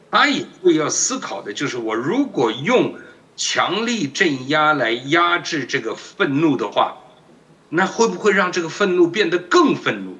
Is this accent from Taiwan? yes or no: yes; Taiwan; 我们台湾人这个是做，呃，工商民族嘛，工商国家嘛